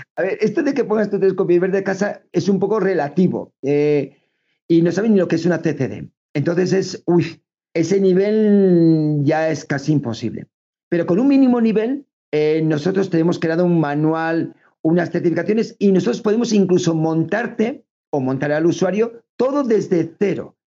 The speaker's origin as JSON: {"language": "Spanish", "region": "Navarre", "country": "Spain", "moved": "as an adult", "lives_now": "Extremadura, Spain", "said": "somos navarros, llevamos 20 años ya viviendo, más de 20 años en Extremadura"}